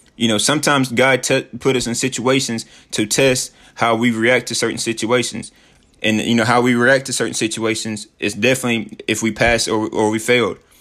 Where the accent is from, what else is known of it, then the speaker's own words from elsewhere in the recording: Sheffield, Tennessee, United States; moved away as an adult; I'm from Sheffield, Tennessee. It's a small town, but it's my small town